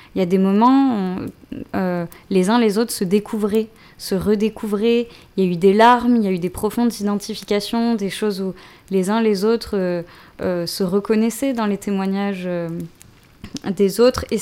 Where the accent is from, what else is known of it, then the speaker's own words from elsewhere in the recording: Marseille, Provence-Alpes-Côte d'Azur, France; j'ai grandi de, de, mes 4 à 18 ans à Marseille.